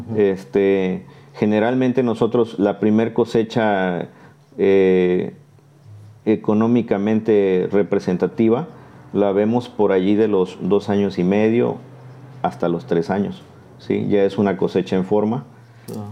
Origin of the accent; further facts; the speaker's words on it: Martínez de la Torre, Veracruz, Mexico; Ahora me toca trabajar eh, nuevamente aquí en la zona de Martínez, este, de donde soy originario